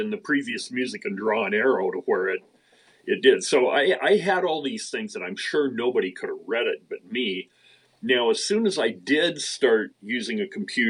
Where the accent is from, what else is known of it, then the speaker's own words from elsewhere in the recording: Idaho, United States; now in Seattle, United States; I was born in Idaho